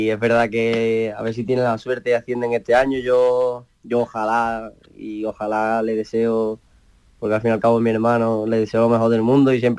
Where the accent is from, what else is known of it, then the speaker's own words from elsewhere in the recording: Estepa, Andalusia, Spain; accent: Estepa; also born or lived in Barcelona; Ese acento es de Estepa, ¿no? Sí, bueno, nací en Barcelona, pero de chico, sí, de muy chico me vine para aquí